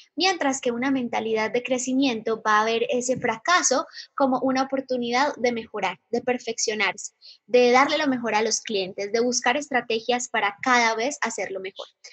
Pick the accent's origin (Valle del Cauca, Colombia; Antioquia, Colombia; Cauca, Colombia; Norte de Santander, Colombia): Antioquia, Colombia; Medellín; moved away; Soy de Medellín, Colombia